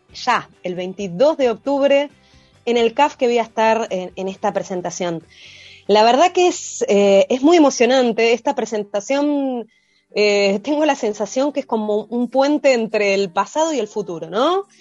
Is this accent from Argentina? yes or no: yes; Buenos Aires, Argentina; soy porteña